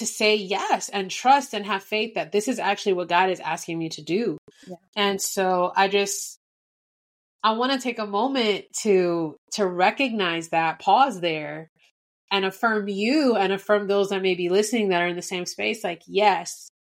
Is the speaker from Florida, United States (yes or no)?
yes; Miami, Florida, United States; also born or lived in Denver; now in Dallas, United States; I'm originally from Miami, and the Lord told me to go to Denver